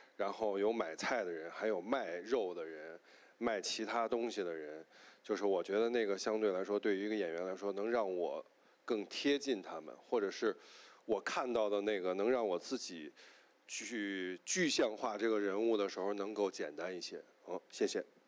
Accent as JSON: {"language": "Chinese", "region": "northern China", "country": "China", "said": "因为我本身是北方人"}